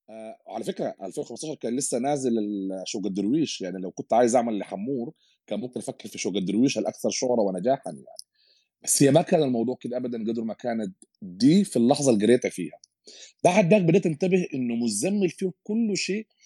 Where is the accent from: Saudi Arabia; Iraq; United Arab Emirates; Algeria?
United Arab Emirates; وبستمتع به من انا صغير يمكن اكيد لي علاقه بيت تربيت وين في الامارات وكده